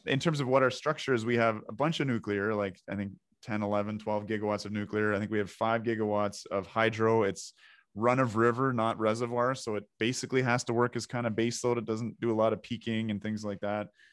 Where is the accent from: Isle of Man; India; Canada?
Canada; Ontario; we're both from Ontario